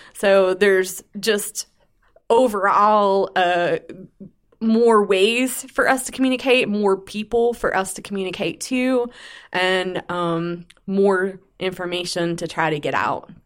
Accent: Pittsburgh, Pennsylvania, United States; moved away as an adult; now in Rock Hill, United States; I'm originally from the Pittsburgh, Pennsylvania area and moved to Rock Hill in two thousand five

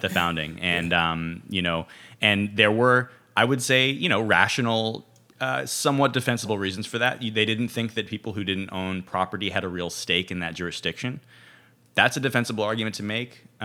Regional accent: California, United States; moved away as an adult; also born or lived in Ohio / Brooklyn, New York; I'm originally from California, went to school in Ohio, and, uh, undergrad in Ohio, and then I lived in Brooklyn for for ten years

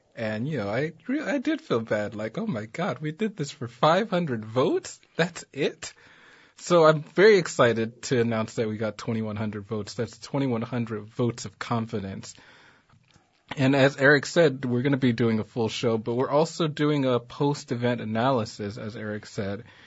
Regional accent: Los Angeles, California, United States; I grew up in South Central.

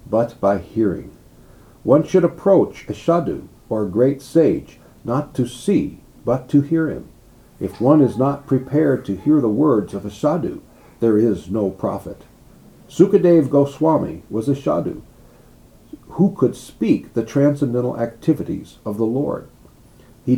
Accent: United States; I'm an American, I'm a boy

